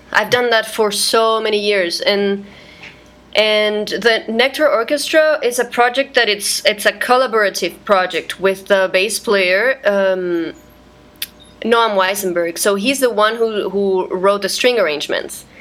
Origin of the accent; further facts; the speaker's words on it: Santiago, Santiago Metropolitan Region, Chile; moved away as an adult; also born or lived in Guatemala; now in New York, United States; I am from Santiago, Chile